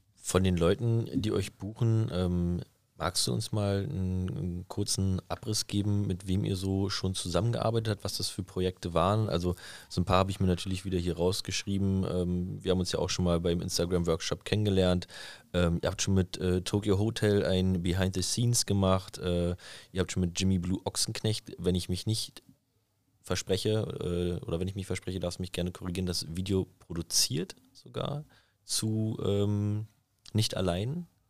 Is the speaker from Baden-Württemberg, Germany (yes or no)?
no; Berlin, Germany; ich bin in, in, in Südberlin aufgewachsen